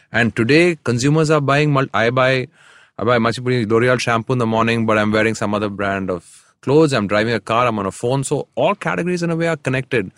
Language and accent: English; Chennai, Tamil Nadu, India; I grew up in Chennai.